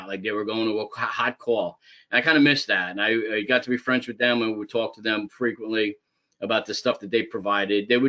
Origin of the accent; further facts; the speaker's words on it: Jersey City, New Jersey, United States; also born or lived in Manasquan, New Jersey; I was born and raised in Jersey City